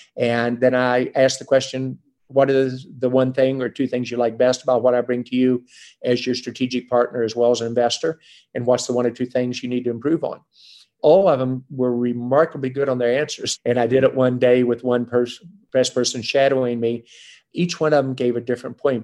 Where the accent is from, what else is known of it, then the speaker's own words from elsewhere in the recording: West Virginia, United States; moved away; also born or lived in Boston; I grew up in West Virginia where we were the chemical center of the world with Carbide, FMC, DuPont, 6,000 engineers in Charleston, West Virginia alone.